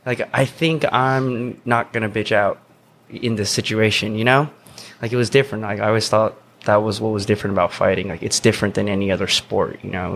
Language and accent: English; Tennessee, United States; accent: southern; I was from Tennessee, and apparently I used to have like a little southern accent a little bit.